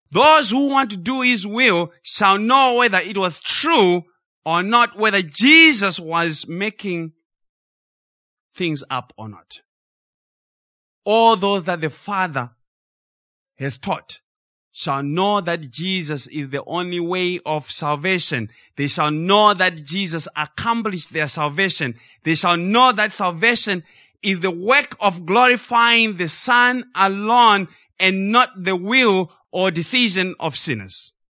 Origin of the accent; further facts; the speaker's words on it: Zimbabwe; we grew up in Zimbabwe